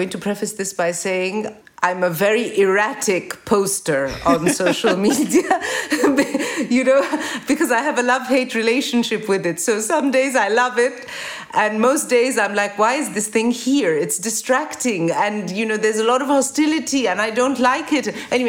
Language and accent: English; Cairo, Cairo Governorate, Egypt; And she describes Zamalek, the neighborhood I grew up in the Cairo that I grew up during the same time.